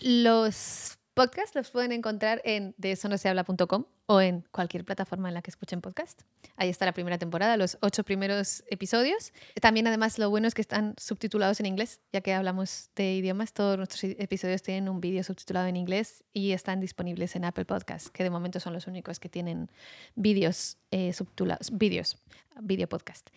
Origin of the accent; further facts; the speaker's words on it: Basque Country, Spain; moved away; also born or lived in United States / France / Argentina; nací en el País Vasco